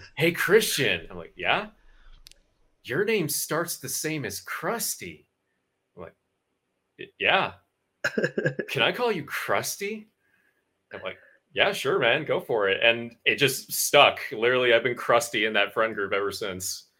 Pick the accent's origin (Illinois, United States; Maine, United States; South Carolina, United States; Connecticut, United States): Connecticut, United States; moved away; I grew up in Connecticut